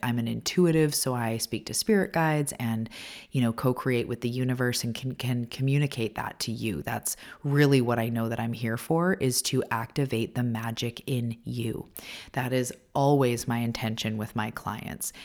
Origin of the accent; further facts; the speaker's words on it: Canada; also born or lived in Vancouver Island, British Columbia; I'm a Canadian. I live on the west coast of Canada on Vancouver Island